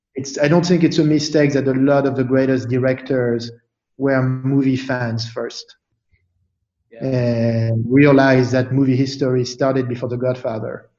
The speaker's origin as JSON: {"language": "English", "town": "Paris", "region": "Île-de-France", "country": "France", "tie": "born or raised there", "moved": "yes", "said": "growing up in Paris"}